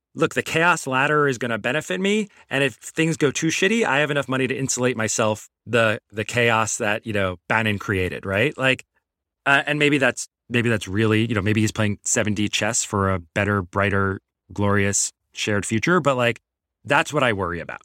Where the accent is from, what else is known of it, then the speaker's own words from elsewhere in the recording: New York City, New York, United States; also born or lived in Long Island (516 area code); I grew up in Queens.